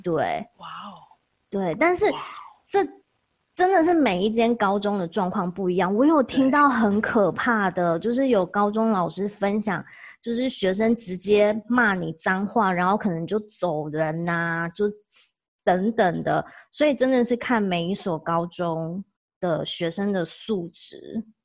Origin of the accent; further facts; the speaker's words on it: Taiwan; now in Oregon, United States; 我是台湾人